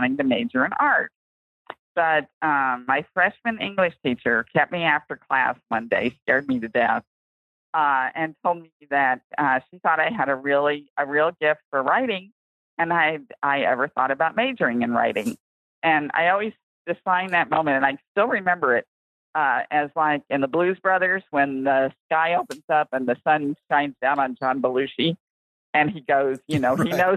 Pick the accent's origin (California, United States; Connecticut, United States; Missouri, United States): Missouri, United States; Independence; I was born and raised in Independence, Missouri.